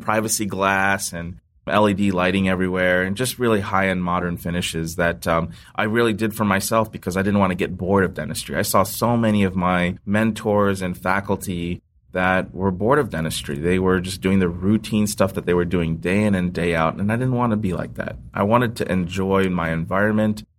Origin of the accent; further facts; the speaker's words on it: Ohio, United States; I was born in Ohio, raised in Ohio